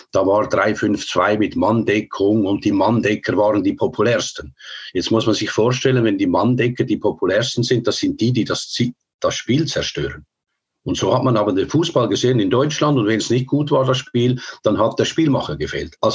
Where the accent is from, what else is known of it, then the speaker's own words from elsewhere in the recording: Switzerland; Es war schon so, der Schlechtere, wir waren der Schlechtere als Schweizer, wir haben uns überall umgeschaut.